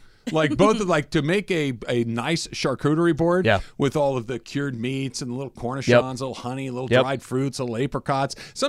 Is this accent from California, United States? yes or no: yes; California, United States; I grew up in California.